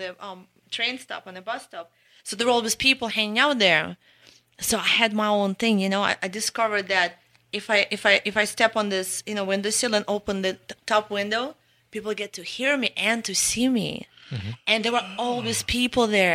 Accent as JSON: {"language": "English", "region": "Oslo", "country": "Norway", "tie": "born or raised there", "moved": "yes", "said": "I was born in Oslo"}